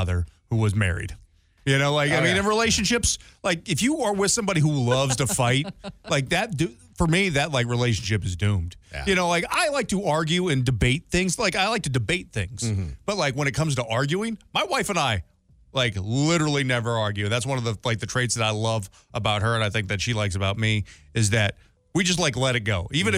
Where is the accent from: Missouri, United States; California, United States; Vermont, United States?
Missouri, United States; St. Louis; I grew up in St. Louis